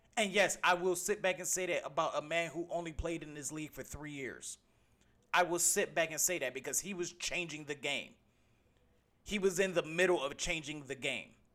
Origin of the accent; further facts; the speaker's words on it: Cleveland, Ohio, United States; Valley View, Cleveland, Ohio, my hometown